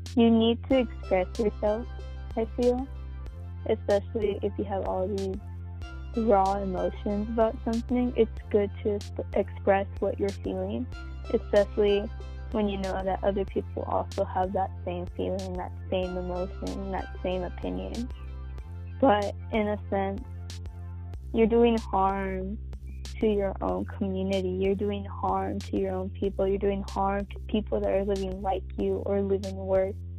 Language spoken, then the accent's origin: English; United States; an American citizen